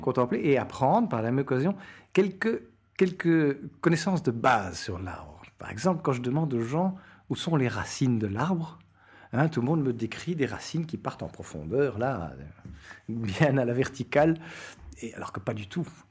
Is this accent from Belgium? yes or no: yes; Belgium; moved away as an adult; also born or lived in Latin America / Portugal; je suis un Belge d'une cinquantaine d'années